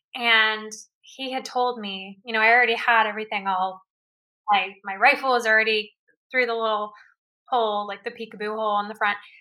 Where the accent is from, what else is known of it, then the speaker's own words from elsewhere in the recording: Houston, Texas, United States; I grew up in in Houston, Texas. Like that's where I was born